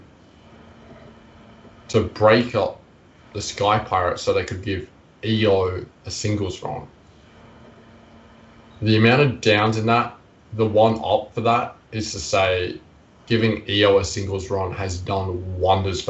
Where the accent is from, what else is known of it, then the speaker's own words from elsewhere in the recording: Queensland, Australia; which not only is my home country, but it's also my home state